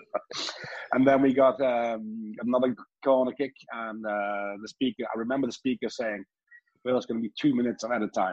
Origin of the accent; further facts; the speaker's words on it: Norway; I'm from Norway